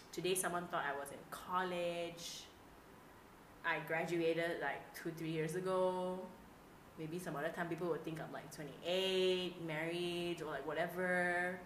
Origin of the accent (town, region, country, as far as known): Malaysia